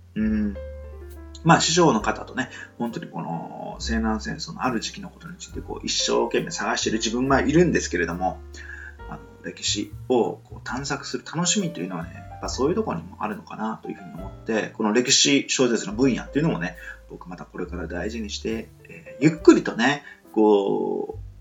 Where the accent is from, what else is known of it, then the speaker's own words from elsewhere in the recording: Nichinan, Miyazaki, Japan; now in Osaka, Japan; 僕は幸いその宮崎県の日南市にですね、こう少年時代を過ごして、今はま大阪にいる